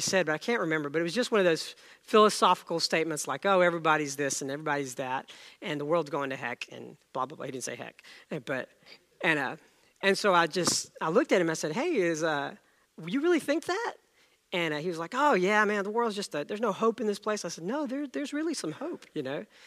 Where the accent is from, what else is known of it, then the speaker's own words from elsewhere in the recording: India; moved away; I was born in India